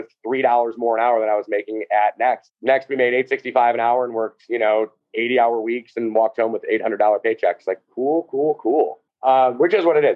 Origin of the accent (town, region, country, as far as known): Cleveland, Ohio, United States; born or raised there; moved away as an adult; also born or lived in Chicago